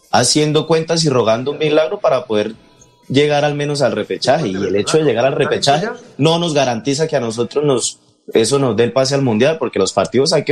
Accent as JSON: {"language": "Spanish", "country": "Colombia", "said": "como colombiano quisiera que Colombia ganara"}